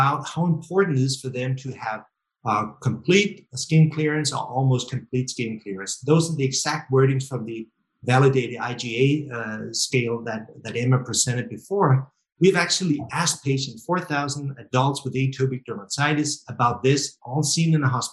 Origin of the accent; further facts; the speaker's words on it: Denmark; I'm from Denmark, it's Scandinavia, Northern Europe